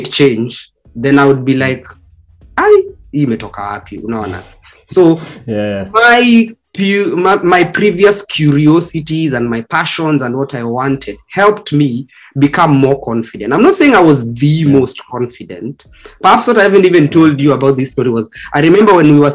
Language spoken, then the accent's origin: English; Kenya; being Kenyan